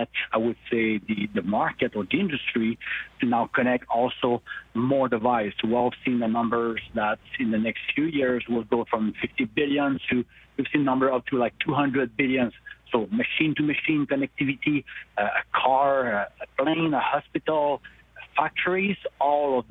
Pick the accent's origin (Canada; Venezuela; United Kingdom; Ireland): Canada; Montreal, Quebec; I'm from Montreal